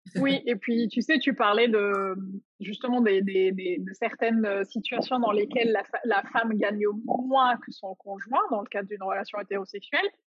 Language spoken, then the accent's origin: French; Algeria; la société dans laquelle j'ai grandi en Algérie